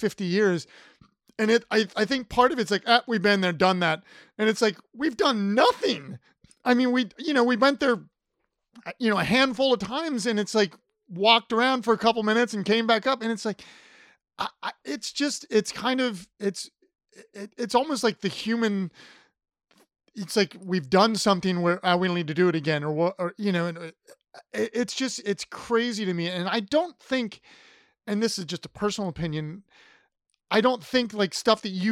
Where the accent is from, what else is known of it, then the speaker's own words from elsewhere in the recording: Ohio, United States; I grew up in Ohio